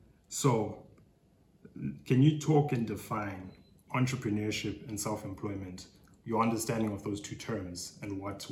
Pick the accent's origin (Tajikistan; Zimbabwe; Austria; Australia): Zimbabwe; because I'm also from Zim.